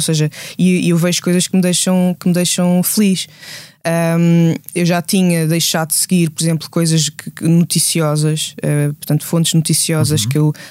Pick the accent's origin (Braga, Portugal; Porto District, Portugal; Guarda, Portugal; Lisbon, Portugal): Guarda, Portugal; Gouveia; first language Portuguese; moved away; onde eu cresci, em Gouveia